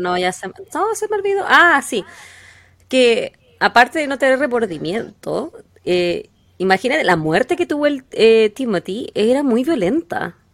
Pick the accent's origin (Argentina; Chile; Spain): Chile; Quillota, Valparaíso; de la zona de donde yo donde yo me crié, donde yo nací